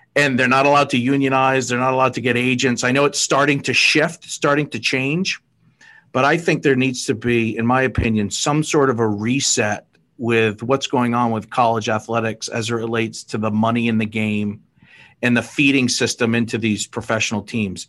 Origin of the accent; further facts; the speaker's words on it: Fall River, Massachusetts, United States; I grew up in Fall River, Mass.